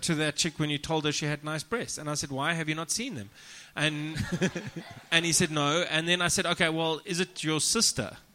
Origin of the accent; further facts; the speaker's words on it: South Africa; I'm from South Africa.